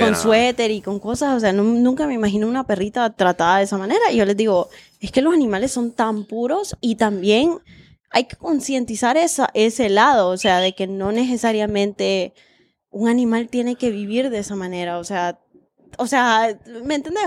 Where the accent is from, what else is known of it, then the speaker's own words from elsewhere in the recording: Honduras; como hondureña